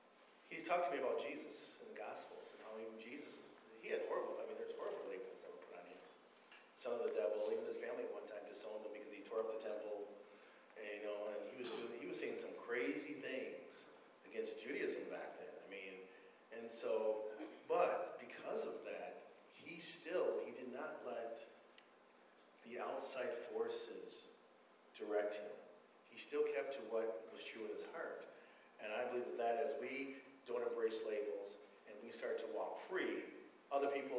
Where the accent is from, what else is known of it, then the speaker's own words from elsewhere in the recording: Madison, Wisconsin, United States; I'm from Madison, Wisconsin